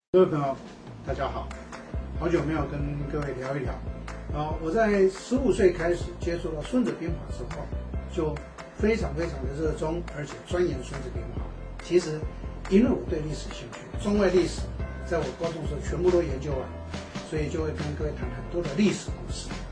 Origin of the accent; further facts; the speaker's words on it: Taiwan; 我们台湾这边